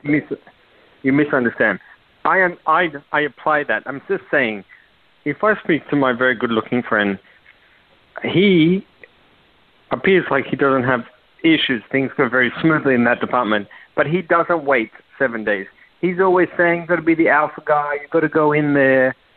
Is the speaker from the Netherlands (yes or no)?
no; Australia; now in New York, United States; I'm Australian, but I live in New York